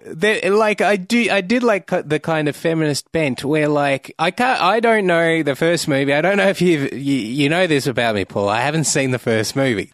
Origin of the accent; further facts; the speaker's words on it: Australia; I'm an Australian